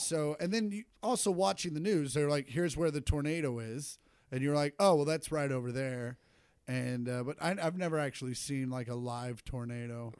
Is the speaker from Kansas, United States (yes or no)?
yes; Shawnee, Kansas, United States; moved away; I grew up in Shawnee